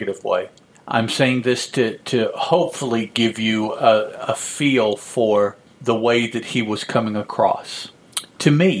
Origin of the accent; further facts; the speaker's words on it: United States; I'm all American